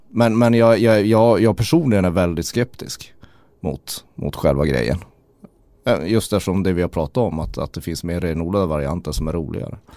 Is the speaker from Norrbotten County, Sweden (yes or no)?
yes; Kiruna, Norrbotten County, Sweden; som vi säger i Kiruna